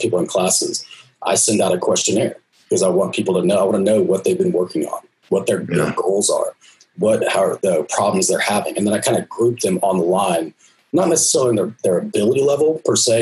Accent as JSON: {"language": "English", "region": "Texas", "country": "United States", "said": "I'm from Texas"}